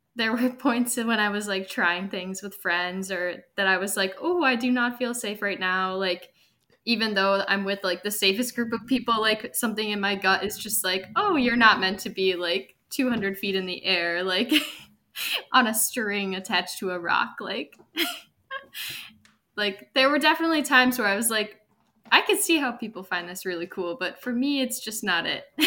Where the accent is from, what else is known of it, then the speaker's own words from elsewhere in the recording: Milwaukee, Wisconsin, United States; also born or lived in Madison; I am from Milwaukee originally